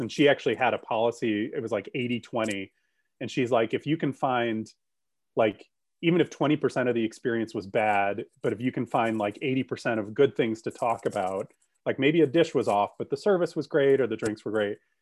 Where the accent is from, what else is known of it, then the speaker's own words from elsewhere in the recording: Grand Rapids, Michigan, United States; moved away; also born or lived in Columbus, Ohio; I grew up in Grand Rapids, Michigan, and I still have family there